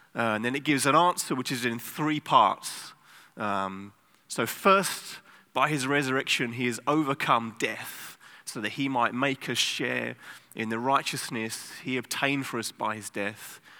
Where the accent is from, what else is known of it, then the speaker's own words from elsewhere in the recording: England, United Kingdom; now in Amsterdam, Netherlands; I'm from England